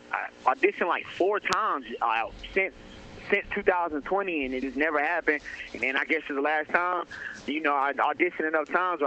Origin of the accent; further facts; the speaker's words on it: Raleigh, North Carolina, United States; I'm from Raleigh, North Carolina.